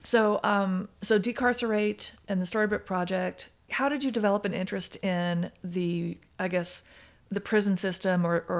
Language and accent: English; Oklahoma City, Oklahoma, United States; born there; I was born in Oklahoma City. I don't have a super strong connection to it anymore, yeah.